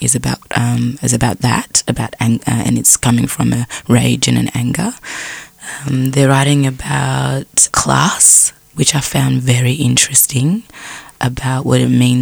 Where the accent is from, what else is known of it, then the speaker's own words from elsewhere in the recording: Frankston, Victoria, Australia; When I was growing up in Frankston in flats